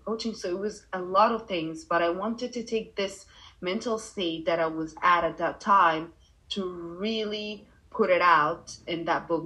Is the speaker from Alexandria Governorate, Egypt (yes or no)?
no; Cairo, Cairo Governorate, Egypt; English is a second language; also born or lived in Dubai, United Arab Emirates; now in Bali, Indonesia; I grew up in Cairo, and then I moved to Dubai